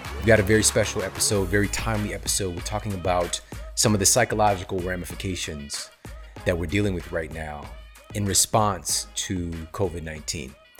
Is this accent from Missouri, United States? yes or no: yes; St. Louis, Missouri, United States; moved away as an adult; now in California, United States; I'm from the Midwest. I'm from S T L.